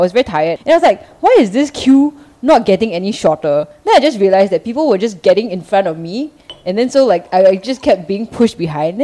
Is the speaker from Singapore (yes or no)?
yes; Singapore; My ancestors were from China, but I'm Singaporean